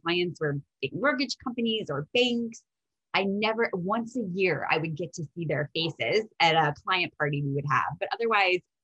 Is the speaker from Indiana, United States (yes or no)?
yes; Indiana, United States; moved away as an adult; So I am born and raised in Indiana, and it's where I studied law